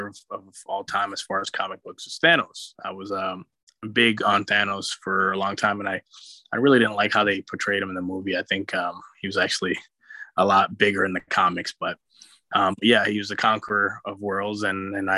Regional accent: New York City, New York, United States; I grew up in New York City

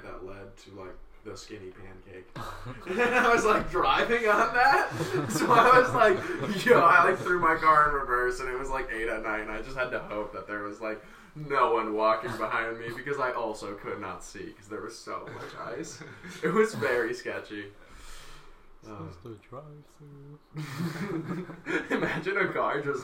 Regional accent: Connecticut, United States; I'm from Connecticut, so like far away from home

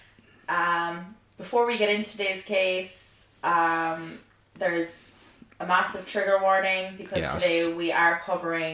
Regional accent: Ireland; I'm Irish.

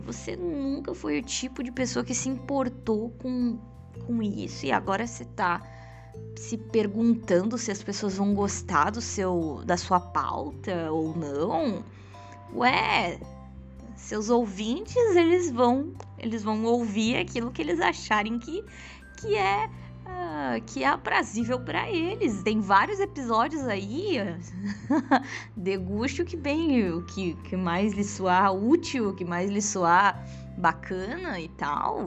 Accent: Rio Grande do Sul, Brazil; eu sou gaúcha, tá? Pra quem não sabe. Sou gaúcha.

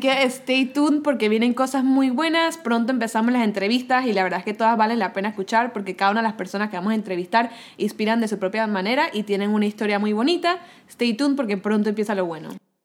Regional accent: Panama; moved away as an adult; also born or lived in Syracuse, United States; now in New York, United States; tengo 21 años, soy de Panamá

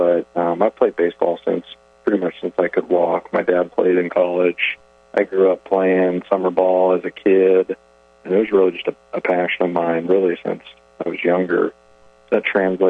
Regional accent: Idaho, United States; moved away as an adult; now in Murray, Kentucky, United States; I was actually born and raised in Idaho. Grew up out west

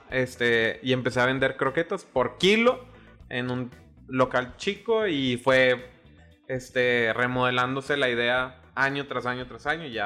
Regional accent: Juárez, Chihuahua, Mexico; also born or lived in La Paz; La Neta, o sea, nací en Baja California Sur, La Paz, pero como a ah, bien, bien morro me fui a, Juárez a vivir. Bueno, mis papás desde como los dos, tres años ahí este, nos fuimos y, y allá crecí en realidad en Juárez.

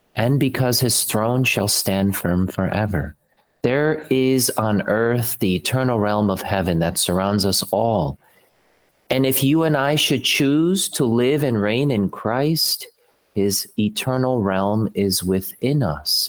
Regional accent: Slovakia; moved away; I'm from Slovakia originally

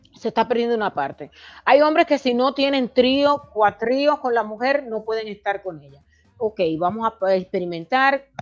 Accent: Dominican Republic; now in United States; representar a nuestro país el día 5 de julio en las votaciones dominicanas

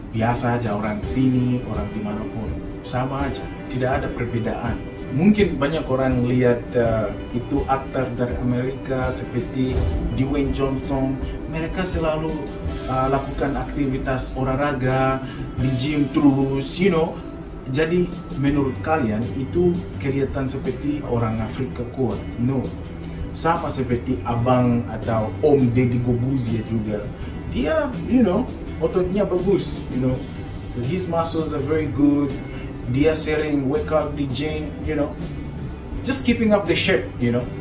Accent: Lusaka, Lusaka Province, Zambia; Indonesian is a second language; di Zambia ibu kota kabupaten ah, provinsi adalah Lusaka jadi aku dari Lusaka kita pakai bahasa Nyanja ada juga bahasa Pemba itu dua bahasa yang sering digunakan di sana tapi bahasa resmi di sana bahasa Inggris

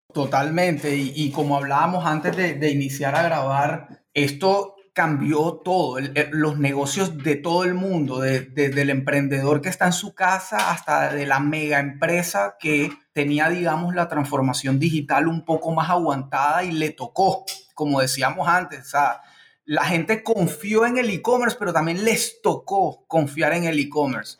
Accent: Barranquilla, Atlántico, Colombia; moved away; mi ciudad de origen, la Barranquilla, Curramba, La Arenosa

